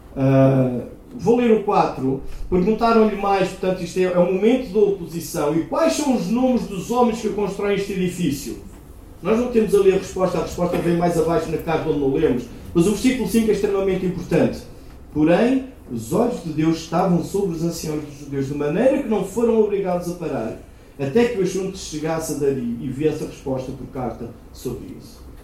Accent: Aveiro, Centro, Portugal; moved away; Eu sou de Aveiro originalmente e eu praticava remo lá em Aveiro

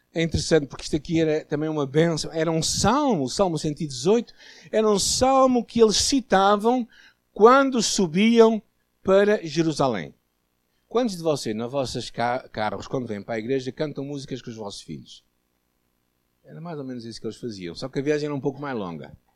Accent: Portugal; nós portugueses católicos

